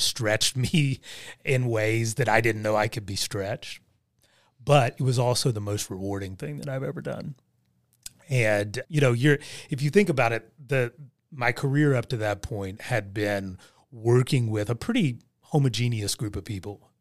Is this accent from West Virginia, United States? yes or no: yes; Southern Ohio, West Virginia, United States; I was born and raised in West Virginia, Southern Ohio